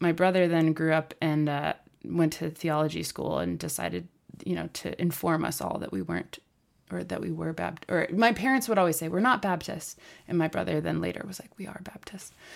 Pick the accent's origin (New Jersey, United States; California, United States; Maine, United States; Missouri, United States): Maine, United States; Portland; I grew up in Portland